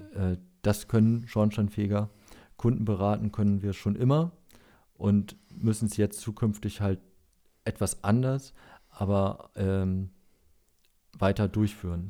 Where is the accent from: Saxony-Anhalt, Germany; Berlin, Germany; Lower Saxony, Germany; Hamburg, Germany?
Lower Saxony, Germany; Als Niedersachse